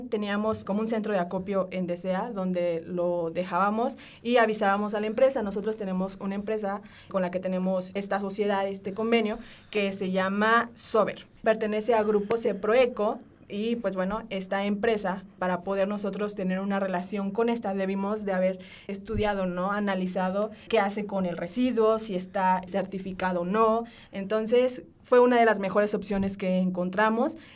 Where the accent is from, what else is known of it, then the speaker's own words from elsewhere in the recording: Mexico; como buen mexicano nos gusta el aceite, ¿saben?